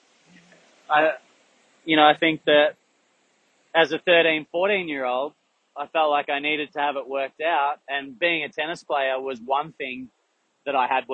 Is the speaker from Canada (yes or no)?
no; Melbourne, Victoria, Australia; I grew up in Yarraville in Melbourne in the western suburbs.